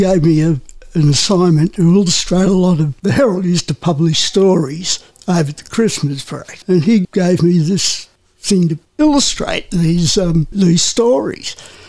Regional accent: Newcastle, New South Wales, Australia; also born or lived in Merewether / England; No, I was born in Newcastle, in town

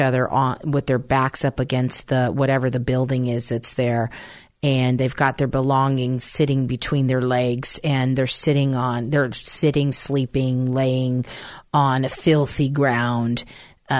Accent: San Francisco, California, United States; also born or lived in Pennsylvania; I'm originally from Pennsylvania up until the age of two. And then my mom and I moved to San Francisco. And so I was raised in San Francisco.

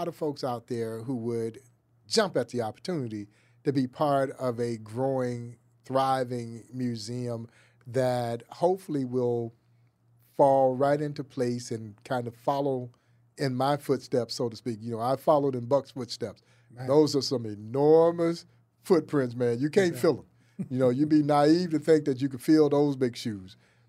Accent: the South, United States; now in Kansas City, United States; And part of that for me was growing up in the South as well.

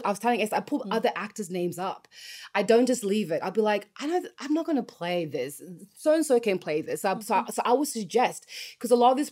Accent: Australia; moved away as an adult; also born or lived in Los Angeles, United States; I grew up in Australia

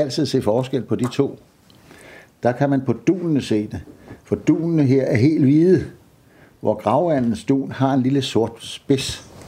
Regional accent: Præstø, Zealand, Denmark; er jeg født og opvokset på Bøgelandet, nede syd for Præstø

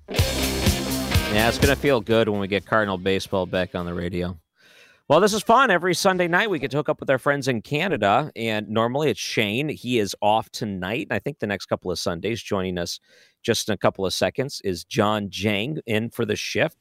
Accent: Detroit, Michigan, United States; I grew up in Detroit

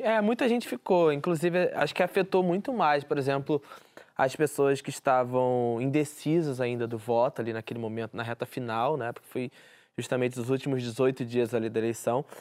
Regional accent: Rio de Janeiro, Brazil; É a vista do Morro da Deus, que é a favela onde eu moro, onde eu nasci, fui criado, minha família toda mora aqui também.

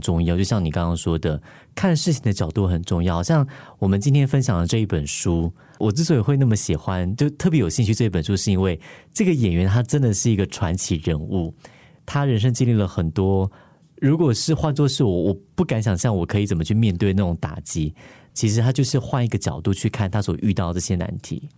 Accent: Taiwan; now in Singapore; 我刚从台湾来新加坡

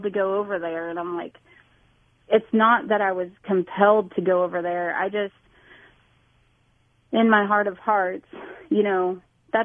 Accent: Salina, Kansas, United States; moved away; also born or lived in Louisville; I was born and raised in Salina, Kansas

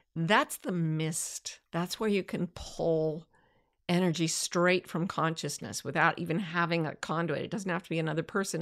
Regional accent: Utah, United States; This is what I grew up with in Utah

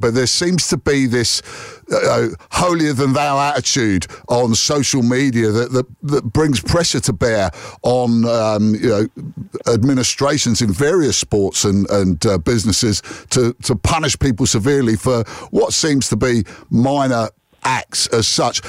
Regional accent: England, United Kingdom; as an Englishman

